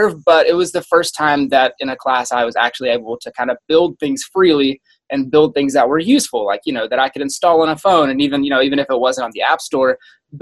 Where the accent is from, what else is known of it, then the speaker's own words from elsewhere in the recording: South Carolina, United States; moved away as an adult; I grew up in South Carolina, lived there for my entire life, went to school there, got my first job there